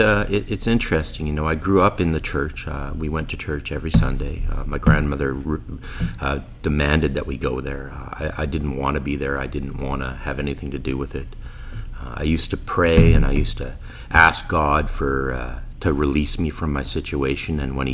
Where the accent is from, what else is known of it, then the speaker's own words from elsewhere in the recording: Winnipeg, Manitoba, Canada; born there; I was born here in Winnipeg.